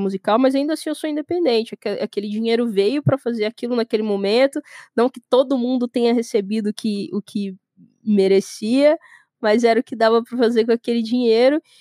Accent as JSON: {"language": "Portuguese", "town": "Goiânia", "region": "Goiás", "country": "Brazil", "tie": "born or raised there", "said": "eu sou nascida e criada em Goiânia, Goiás, no centro do centro do centro do país"}